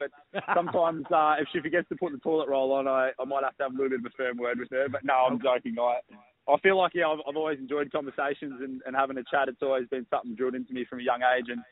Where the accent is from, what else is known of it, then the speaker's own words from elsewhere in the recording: Victoria, Australia; now in Gold Coast, Australia; on the Gold Coast, we're both from Victoria